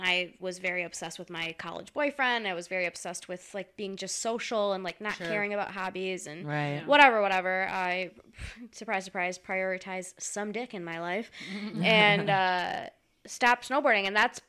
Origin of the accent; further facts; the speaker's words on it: Clarkston, Michigan, United States; growing up in Clarkston